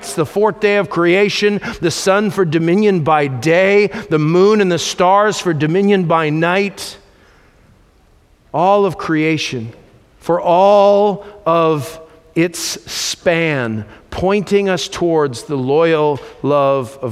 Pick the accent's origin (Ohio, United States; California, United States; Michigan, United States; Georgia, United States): California, United States; I'm from California